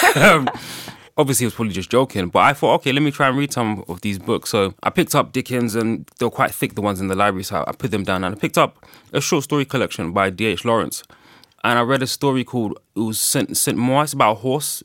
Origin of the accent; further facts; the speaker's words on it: Ghana; I'm from Ghana